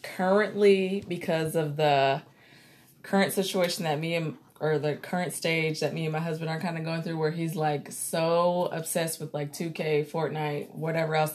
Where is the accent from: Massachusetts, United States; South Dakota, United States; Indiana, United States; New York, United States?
Indiana, United States; Muncie; I am from Muncie, Indiana